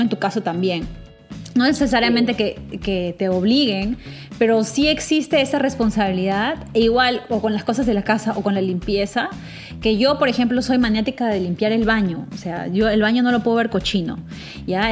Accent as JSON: {"language": "Spanish", "country": "Peru", "said": "nosotros somos peruanas"}